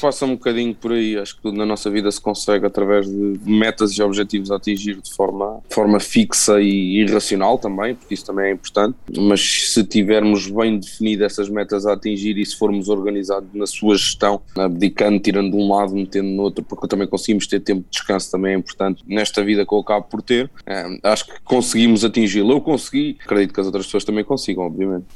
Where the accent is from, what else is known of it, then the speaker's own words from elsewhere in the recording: Coimbra, Centro, Portugal; em Coimbra, na cidade onde eu, onde eu nasci, cresci e me formei também